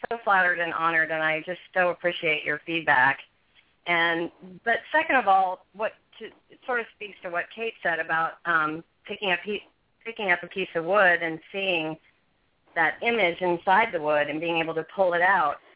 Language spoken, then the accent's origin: English; West Coast, United States; I'm a country girl. I I grew up on the West Coast, but you know, I I have moved all over the country